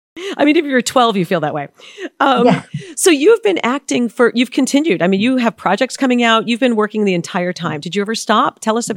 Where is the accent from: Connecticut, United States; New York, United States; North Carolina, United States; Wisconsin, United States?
New York, United States; New York City; I grew up on Park Avenue on the Upper East Side.